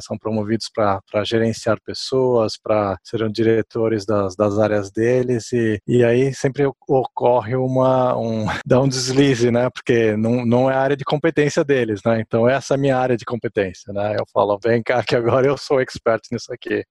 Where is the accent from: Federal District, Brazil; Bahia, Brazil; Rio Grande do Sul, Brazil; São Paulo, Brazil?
São Paulo, Brazil; moved away as an adult; also born or lived in Japan / Italy / England; now in United States; nasci no Brasil, fui cre cresci lá em São Paulo